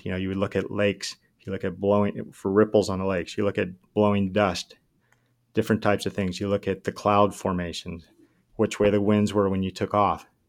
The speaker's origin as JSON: {"language": "English", "region": "Southern California", "country": "United States", "said": "I'm from SoCal"}